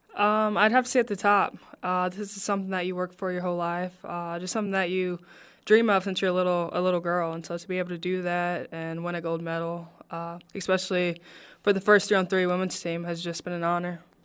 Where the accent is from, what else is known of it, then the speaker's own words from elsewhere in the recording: Princeton, Indiana, United States; now in Las Vegas, United States; I'm from Princeton, Indiana, so Southern Indiana.